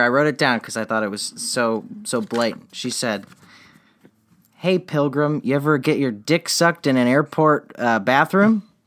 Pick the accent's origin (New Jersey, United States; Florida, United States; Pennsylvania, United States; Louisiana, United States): Florida, United States; I'm from Florida